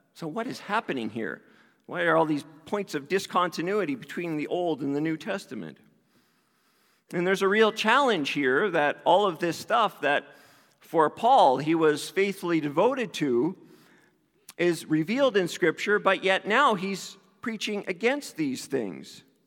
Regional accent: East Coast, Canada; I grew up in the East Coast

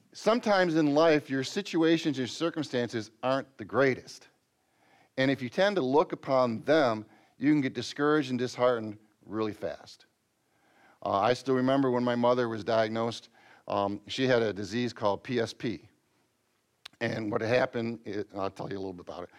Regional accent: Michigan, United States; since we're from Michigan

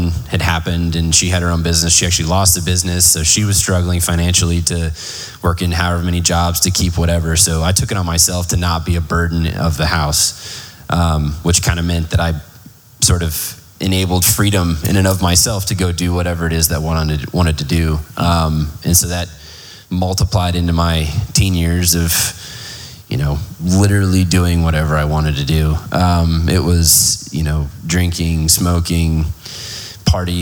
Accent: Plano, Texas, United States; also born or lived in Garland, Texas; we grew up in North Dallas, Plano specifically, from about 95, 96. Before that, we lived in Garland

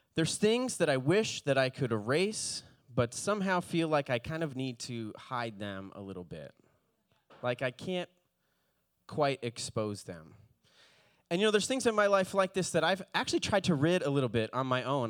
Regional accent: Palm Beach, Fort Lauderdale area, South Florida, United States; moved away; I grew up in, in the Palm Beach, Fort Lauderdale area

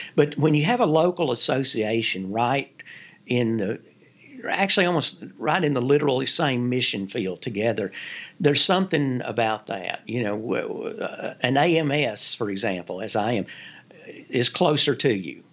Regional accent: Kentucky, United States; moved away as an adult; also born or lived in North Carolina / Virginia; my home state

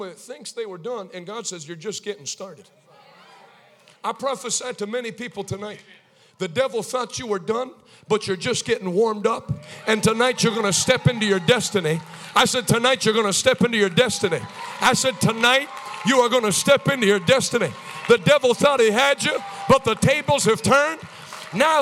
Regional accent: Maine, United States; I grew up in Maine.

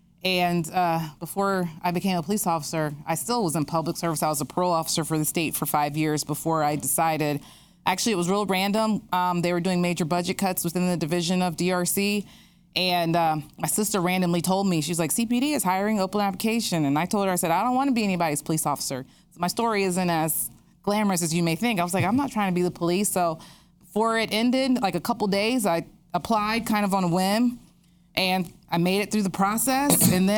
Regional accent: Columbus, Ohio, United States; I'm from Columbus. I graduated from Reynoldsburg High School and then got my undergrad from Ohio State

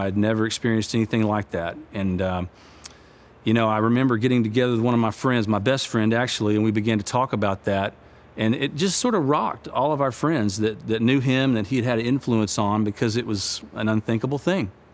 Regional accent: United States; I'm an American

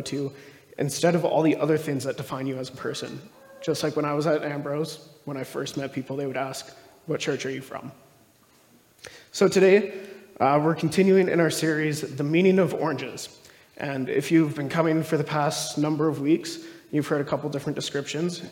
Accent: Stony Plain, Alberta, Canada; also born or lived in Calgary; I grew up mostly in Stony Plain. So, it's just outside of Edmonton there.

